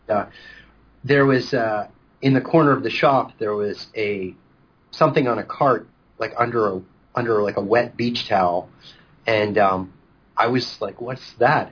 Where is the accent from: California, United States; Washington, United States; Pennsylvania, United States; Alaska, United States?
Pennsylvania, United States; Pittsburgh; moved away as an adult; now in Los Angeles, United States; I was born and raised in Pittsburgh, Pennsylvania.